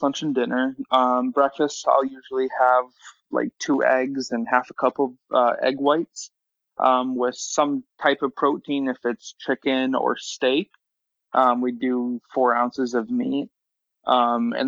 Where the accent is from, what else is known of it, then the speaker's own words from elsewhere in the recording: Midwest, United States; I'm from the Midwest, so your normal steak and or meat and potatoes